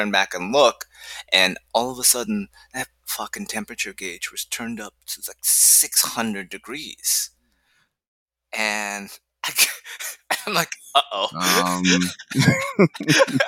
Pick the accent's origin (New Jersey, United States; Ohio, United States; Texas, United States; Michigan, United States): Ohio, United States; moved away; I grew up in Ohio